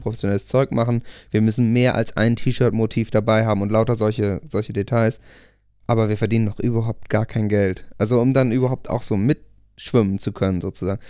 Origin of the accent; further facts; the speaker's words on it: Buchholz in der Nordheide, Lower Saxony, Germany; wir haben eine Punkband gegründet in der Kleinstadt Buchholz, wo ich herkomme